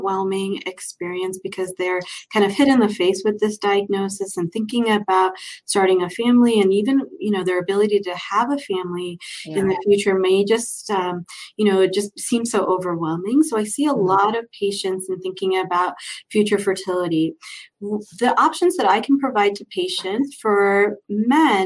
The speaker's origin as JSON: {"language": "English", "town": "Cleveland", "region": "Ohio", "country": "United States", "tie": "born or raised there", "also_born_or_lived": "Chicago / Philadelphia", "moved": "as an adult", "lives_now": "Denver, United States", "said": "I grew up in Cleveland, Ohio."}